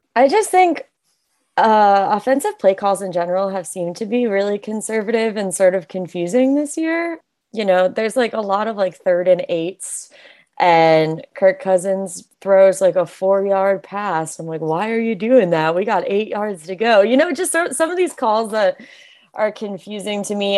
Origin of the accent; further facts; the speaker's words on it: right outside of Chicago, Illinois, United States; now in Baltimore, United States; I grew up in the Midwest. I grew up right outside of Chicago.